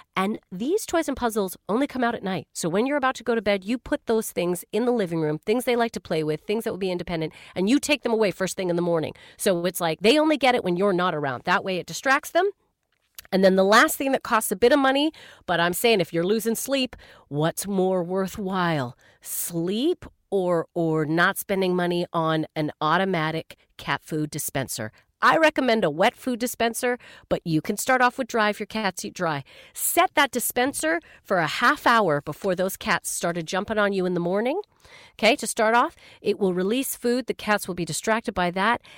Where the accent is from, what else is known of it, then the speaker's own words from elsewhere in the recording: Canada; I'm from Canada